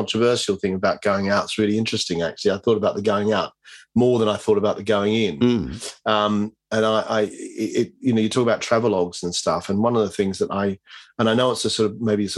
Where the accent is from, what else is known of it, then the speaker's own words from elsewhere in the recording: Australia; moved away; as an Aussie growing up